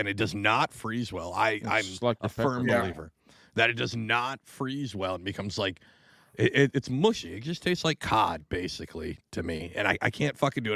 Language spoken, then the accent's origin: English; Tacoma, Washington, United States; moved away as an adult; also born or lived in East Coast; I grew up in Tacoma.